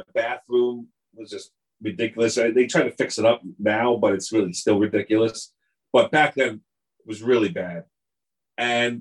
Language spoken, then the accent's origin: English; Long Island, New York, United States; moved away as an adult; also born or lived in Ohio; growing up on Long Island